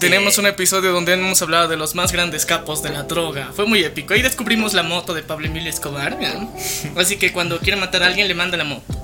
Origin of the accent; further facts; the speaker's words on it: Bolivia; somos de Bolivia